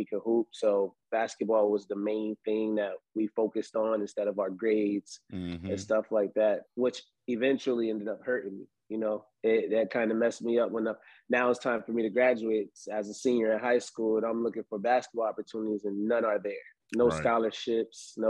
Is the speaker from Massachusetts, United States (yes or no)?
yes; Springfield, Massachusetts, United States; moved away as an adult; also born or lived in Florida; growing up in Springfield, basically grew up on Andrew Street